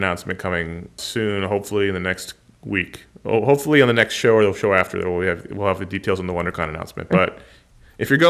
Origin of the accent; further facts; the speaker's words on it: New York, United States; growing up in New York, surrounded by all the Irish friends